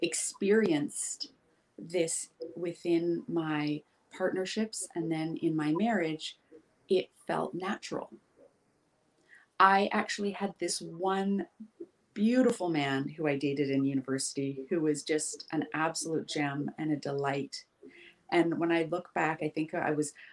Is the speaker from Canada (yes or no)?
yes; Vancouver Island, Pacific Northwest, British Columbia, Canada; I grew up in this town. I moved back to my hometown after traveling the world for a number of years